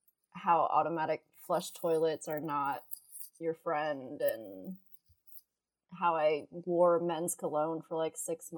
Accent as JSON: {"language": "English", "town": "Baton Rouge", "region": "Louisiana", "country": "United States", "said": "I'm from Baton Rouge. It's not really like San Francisco or like New York and like all these big cities"}